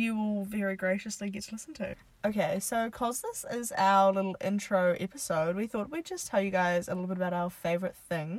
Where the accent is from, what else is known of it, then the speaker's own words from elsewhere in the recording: New Zealand; we are from New Zealand.